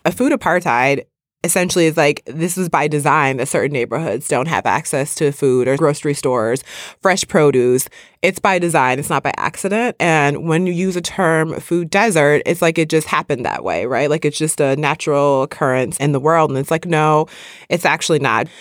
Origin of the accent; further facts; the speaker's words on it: Midwest, United States; I grew up in the Midwest